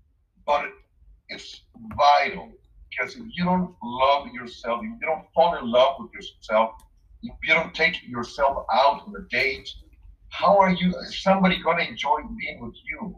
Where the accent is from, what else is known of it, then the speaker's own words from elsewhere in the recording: Mexico City, Mexico; moved away; I'm from Mexico City originally.